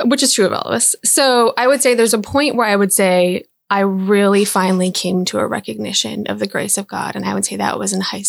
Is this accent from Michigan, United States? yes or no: yes; Big Rapids, Michigan, United States; So I was born in Big Rapids, Michigan, right? I grew up mostly in Michigan. I moved around quite a bit.